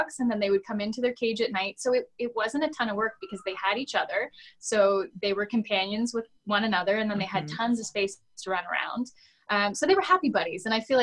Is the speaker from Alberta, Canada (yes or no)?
no; London, Ontario, Canada; my hometown of London, Ontario